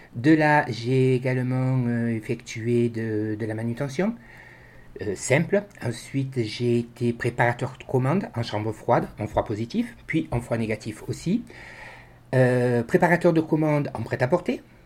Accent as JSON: {"language": "French", "town": "Marseille", "region": "Provence-Alpes-Côte d'Azur", "country": "France", "tie": "born or raised there", "moved": "as an adult", "lives_now": "Bessèges, France", "said": "moi je suis originaire de Marseille. Je suis né sur Marseille, j'y ai vécu 40 ans"}